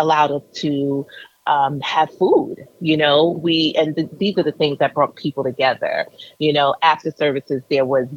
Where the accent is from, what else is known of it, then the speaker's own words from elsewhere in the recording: New York City, New York, United States; I grew up in Brooklyn, New York.